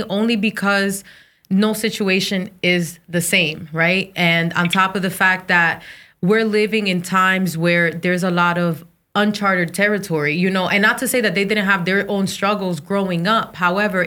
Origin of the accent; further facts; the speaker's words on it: New Jersey, United States; I'm of Dominican descent. So I was born in Jersey, so I'm Americanized